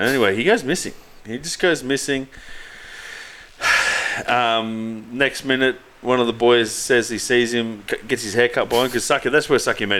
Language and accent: English; Australia; I'm Aussie, mate.